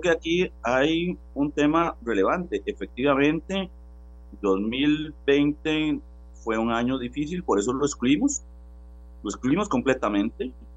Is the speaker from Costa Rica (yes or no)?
yes; Costa Rica; como costarricenses